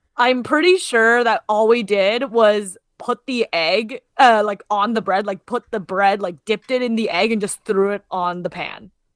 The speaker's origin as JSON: {"language": "English", "country": "Canada", "said": "we're Canadian. We grew up with Tim Hortons"}